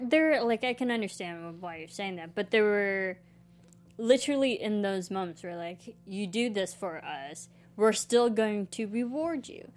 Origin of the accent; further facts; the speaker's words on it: Illinois, United States; now in Los Angeles, United States; I grew up in country-esque Illinois.